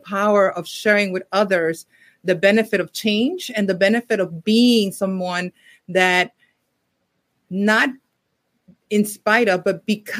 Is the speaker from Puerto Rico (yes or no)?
yes; Puerto Rico; moved away; also born or lived in New York City; I grew up partially, I was born in New York City, but I grew up in Puerto Rico